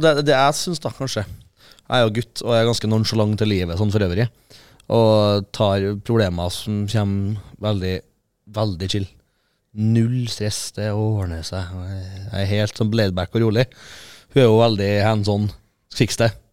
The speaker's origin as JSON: {"language": "Norwegian", "area": "Fosen", "region": "Trøndelag", "country": "Norway", "said": "fra Fosen, og morsan er fra Innherred"}